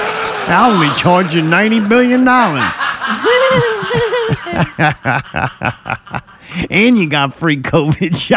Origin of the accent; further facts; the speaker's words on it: United States; We're from America